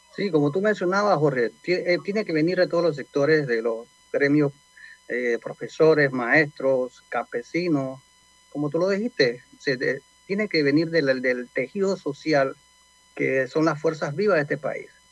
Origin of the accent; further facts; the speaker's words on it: Panama; nosotros como panameños